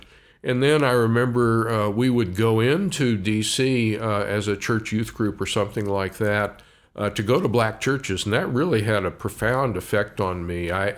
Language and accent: English; Washington, D.C. area, United States; also born or lived in Oregon; I was born in Oregon. My family's from northeastern Oregon, fairly rural area. But when I was quite young, my family moved east. So I grew up in the D.C. area